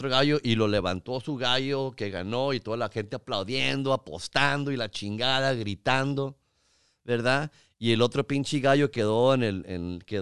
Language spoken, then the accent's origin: Spanish; Mexico; yo con mis pinches chistes de que yo sé que parezco armenio